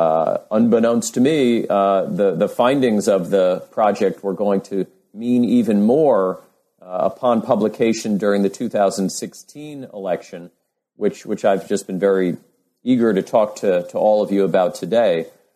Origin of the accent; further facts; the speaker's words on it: New York City, New York, United States; I grew up in New York City, but moved away for, a number of years for graduate school and then for my first academic job.